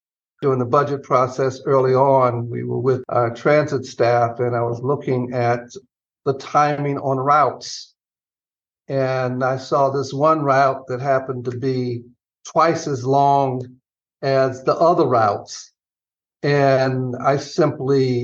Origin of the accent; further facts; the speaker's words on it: Atlanta, Georgia, United States; moved away; I grew up in Atlanta